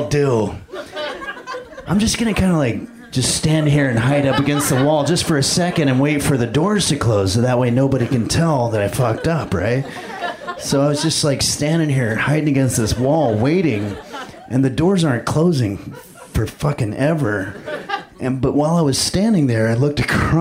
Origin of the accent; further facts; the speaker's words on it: Los Angeles, California, United States; I'm actually from Los Angeles